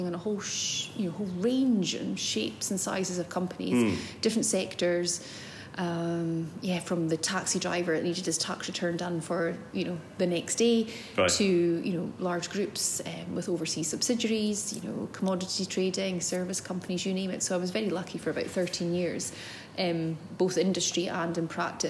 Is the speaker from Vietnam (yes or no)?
no; the Highlands, just north of Inverness, Scotland, United Kingdom; also born or lived in Aberdeen / Glasgow; I was born and brought up in the Highlands, just north of Inverness